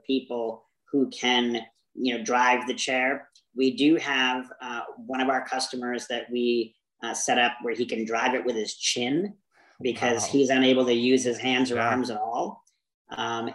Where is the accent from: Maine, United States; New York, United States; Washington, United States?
Maine, United States; now in Arizona, United States; I grew up in Maine